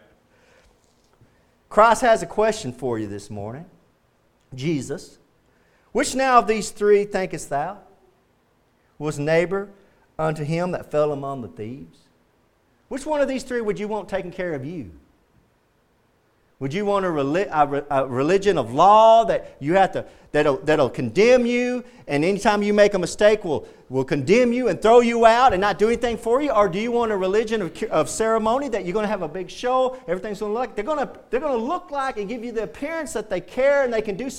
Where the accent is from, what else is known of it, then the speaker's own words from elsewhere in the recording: the South, United States; Growing up in the South